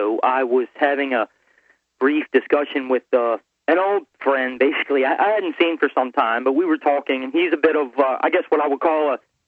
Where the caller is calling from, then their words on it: Maryland, United States; I'm calling from Maryland.